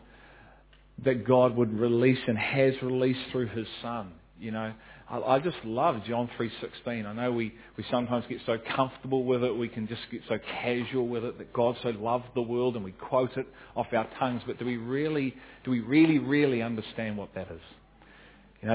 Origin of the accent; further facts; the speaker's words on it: New Zealand; as a New Zealander